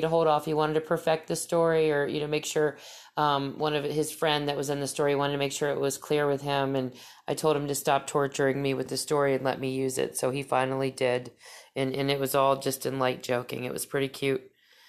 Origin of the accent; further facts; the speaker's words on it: New York, United States; I was raised outside New York City, though several times a year I visited family in North Carolina.